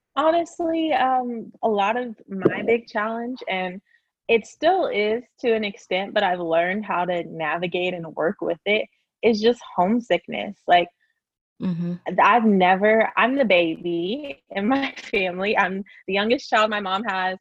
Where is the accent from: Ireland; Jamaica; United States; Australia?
United States; Lawton, Oklahoma; moved away as an adult; now in Houston, United States; I grew up in a small town known uh, called Lawton, Oklahoma